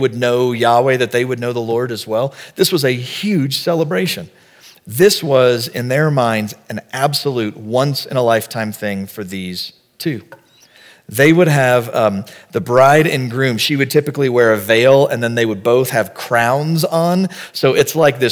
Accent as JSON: {"language": "English", "region": "the South", "country": "United States", "said": "We're from the South"}